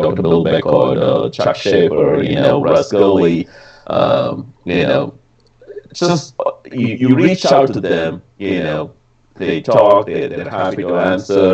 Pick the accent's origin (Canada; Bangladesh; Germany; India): India; moved away; growing up in India